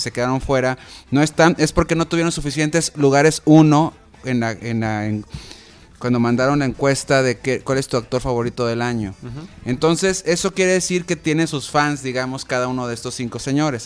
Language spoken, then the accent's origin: Spanish; Mexico; nosotros como mexicanos